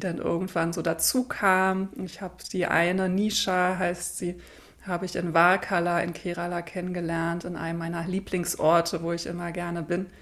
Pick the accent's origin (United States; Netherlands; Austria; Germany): Germany; Berlin; now in Hamburg, Germany; ich bin Berlinerin, wohne in Hamburg